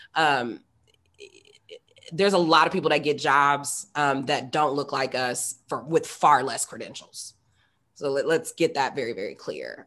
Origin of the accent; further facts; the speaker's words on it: Indianapolis, Indiana, United States; moved away as an adult; also born or lived in East Coast / West Coast; I'm born and raised in Indianapolis, Indiana, which is not the most exciting place in the world, but it is home.